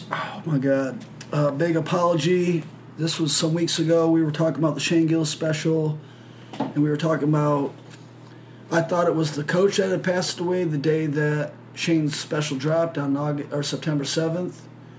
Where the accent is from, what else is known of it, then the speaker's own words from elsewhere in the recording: Detroit, Michigan, United States; we're from Detroit.